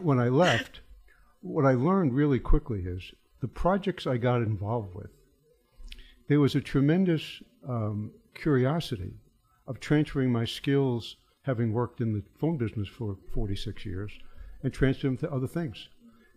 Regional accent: New York City, New York, United States; I grew up in the Bronx

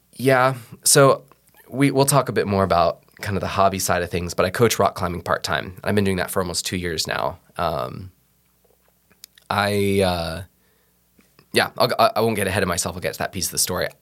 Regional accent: Seattle, Washington, United States; moved away as an adult; now in Iowa, United States; I'm originally from Seattle, uh, moved here in twenty fourteen to go to the Bible College in Ankeny

